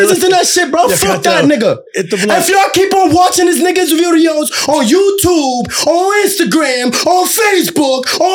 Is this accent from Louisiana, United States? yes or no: no; Boston, Massachusetts, United States; I'm from Boston.